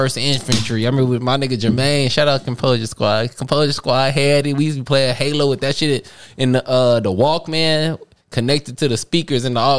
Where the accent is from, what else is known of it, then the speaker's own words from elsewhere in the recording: Oak Park, Illinois, United States; I'm from Oak Park.